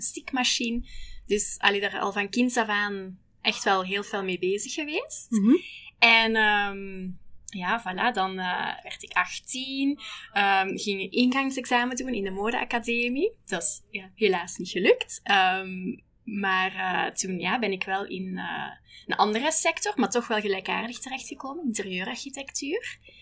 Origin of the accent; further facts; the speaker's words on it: Holsbeek, Flanders, Belgium; moved away as an adult; now in Hong Kong; ik ben origineel van België, maar ik woon al negen jaar eh, in Hongkong